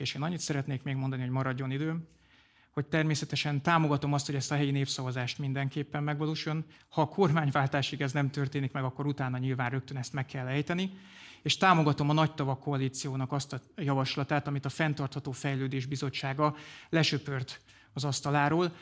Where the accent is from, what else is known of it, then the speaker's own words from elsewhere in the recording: Komárom, Komárom-Esztergom, Hungary; now in Vértesszőlős, Hungary; Komáromban nőttem fel